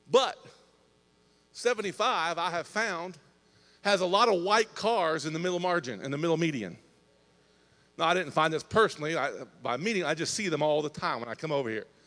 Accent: Indiana, United States; I'm from Indiana, about three hour, three hour and 15 minute drive from here.

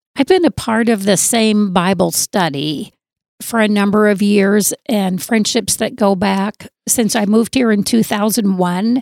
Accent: Southern Arizona, United States; moved away as an adult; now in North Dakota, United States; I'm originally from Southern Arizona and enjoy being here in North Dakota

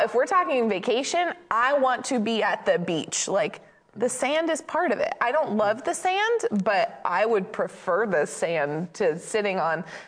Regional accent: Maine, United States; I grew up in Maine

